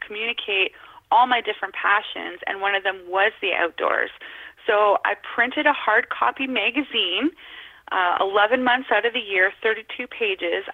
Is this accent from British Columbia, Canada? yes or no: no; Northern Ontario, Canada; I was born and raised in Northern Ontario.